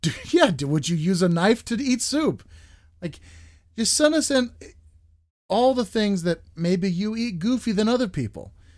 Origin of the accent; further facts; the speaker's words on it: United States; We as Americans